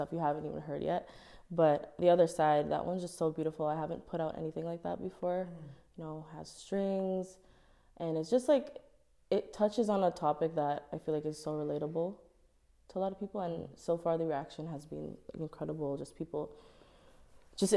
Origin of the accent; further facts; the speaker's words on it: Toronto, Ontario, Canada; I'm from Toronto